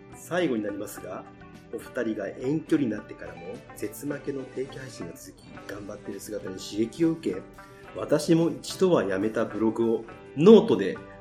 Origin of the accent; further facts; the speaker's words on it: Yamaguchi, Japan; now in Osaka, Japan; 地元山口県